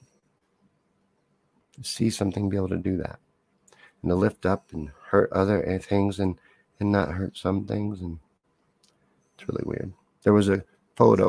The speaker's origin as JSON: {"language": "English", "region": "Kentucky", "country": "United States", "tie": "born or raised there", "moved": "as an adult", "lives_now": "Missouri, United States", "said": "I lived in Kentucky from about age 8 to age 18"}